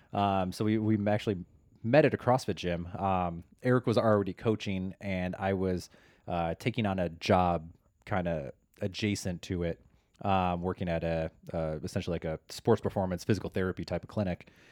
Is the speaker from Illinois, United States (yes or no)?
yes; Chicago, Illinois, United States; now in Los Angeles, United States; I am from Chicago and, uh, transplant to the wonderful Los Angeles, greater Los Angeles area.